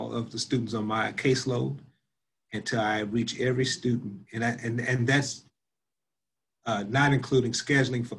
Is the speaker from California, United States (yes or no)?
no; Spanish Lake, Missouri, United States; also born or lived in St. Louis, Missouri; I grew up in Spanish Lake, Missouri